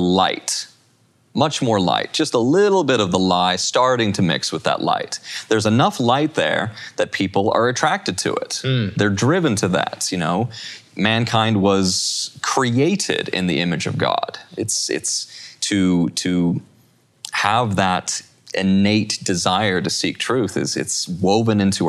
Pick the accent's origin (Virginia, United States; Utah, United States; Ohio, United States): Utah, United States; I'm from Utah